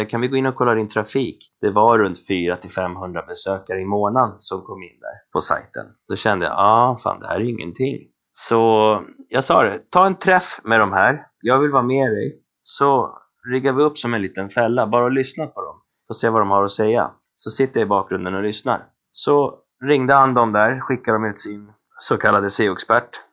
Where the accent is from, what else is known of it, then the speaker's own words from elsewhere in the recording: Colombia; moved away; Jag är förvisso från Colombia.